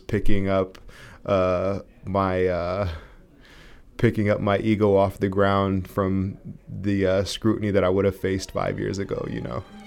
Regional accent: Santa Cruz, California, United States; growing up in Santa Cruz, California

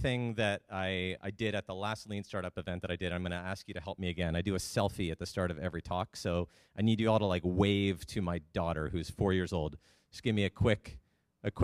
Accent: Canada; moved away as an adult; I'm Canadian. I've been down here for about 7 years

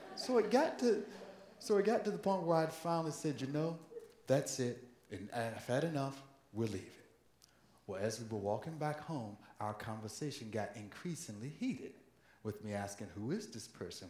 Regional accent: Virginia, United States; moved away; home state of Virginia in the city of Norfolk

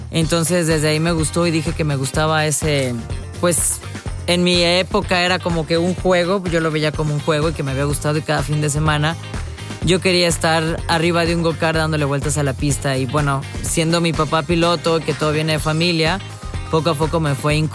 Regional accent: Veracruz, Mexico; La verdad es un orgullo como jarocha, un orgullo también como mexicana estar en el automovilismo, ser la primera mujer, eh, bueno, veracruzana

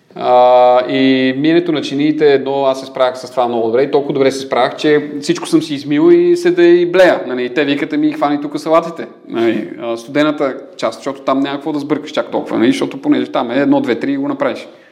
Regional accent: Sofia, Sofia City, Bulgaria; роден 83-та от София. А, Кореняк Софиянец

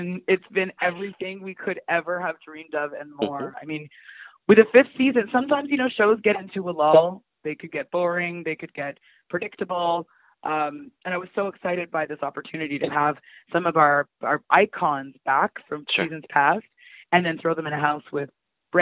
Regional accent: Toronto, Ontario, Canada; I'm from North York, but I was very sheltered

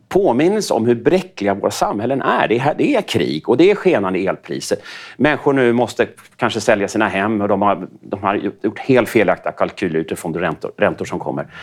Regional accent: Sweden; som svensk

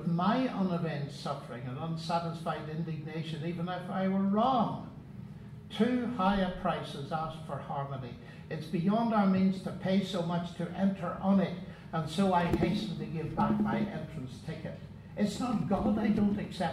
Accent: Northern Ireland, United Kingdom; moved away as an adult; also born or lived in Cambridge; I come from Northern Ireland

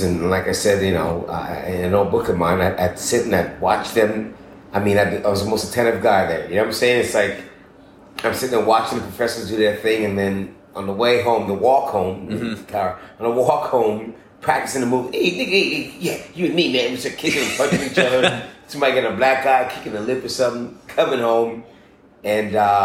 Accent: Edmonton, Alberta, Canada; also born or lived in Port of Spain, Trinidad and Tobago; now in Los Angeles, United States; My parents separated. I was at the age of six. We moved to Edmonton, Alberta, Canada

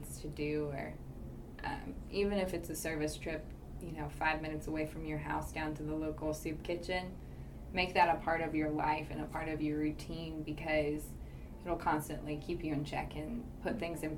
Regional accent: Winchester, Kentucky, United States; growing up in Winchester, Kentucky, to playing tennis at the University of Kentucky

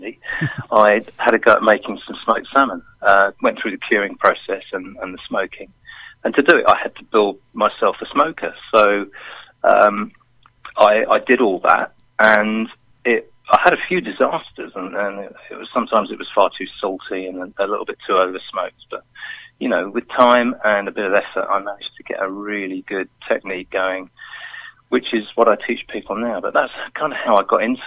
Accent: London, United Kingdom; now in Milton Keynes, United Kingdom; I'm originally from London. I now live in Milton Keynes

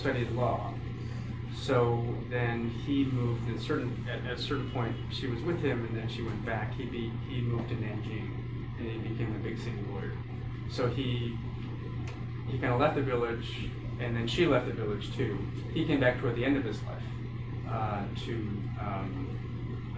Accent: Poughkeepsie, New York, United States; also born or lived in Shanghai, China; I was born in Poughkeepsie, New York

